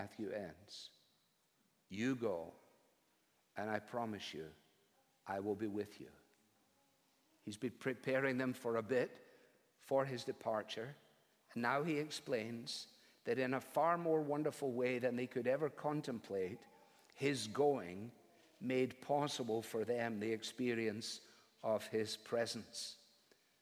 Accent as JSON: {"language": "English", "region": "Scotland", "country": "United Kingdom", "tie": "born or raised there", "said": "Eric Little was one of my heroes, I guess, as a Scottish boy."}